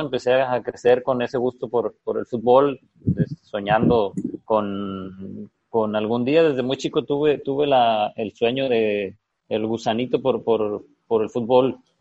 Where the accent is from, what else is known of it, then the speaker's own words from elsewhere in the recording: Costa Rica, Sinaloa, Mexico; also born or lived in Culiacán; nací en Costa Rica, Sinaloa, el 7 de agosto del del año 85